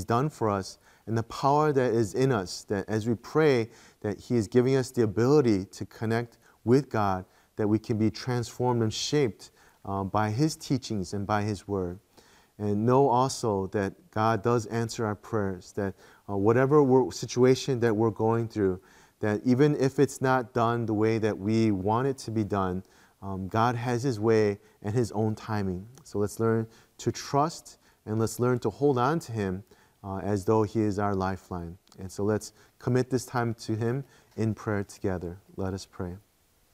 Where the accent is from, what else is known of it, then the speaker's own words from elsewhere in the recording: Midwest, United States; moved away as an adult; also born or lived in Korea; growing up in the Midwest and the States